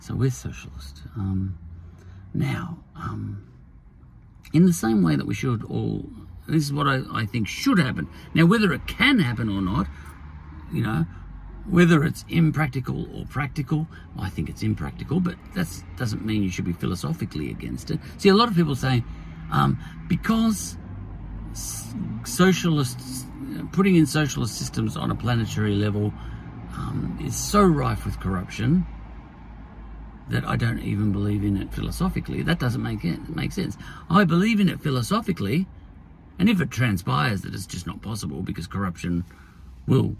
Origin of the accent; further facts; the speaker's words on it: Australia; as an Australian, I like the way it is here